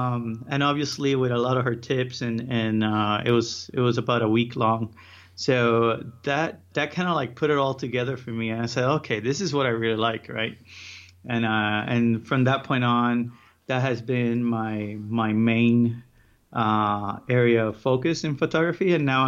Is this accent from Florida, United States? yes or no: yes; Miami, Florida, United States; also born or lived in Puerto Rico; So I'm from Puerto Rico. I was born there. And around 12, I moved to Miami, and that's where I was raised. I went to college there.